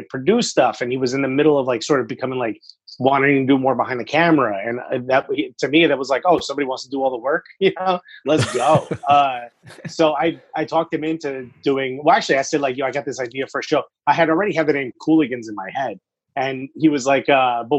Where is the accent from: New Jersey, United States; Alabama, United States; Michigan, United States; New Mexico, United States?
New Jersey, United States; Newark; I grew up in Newark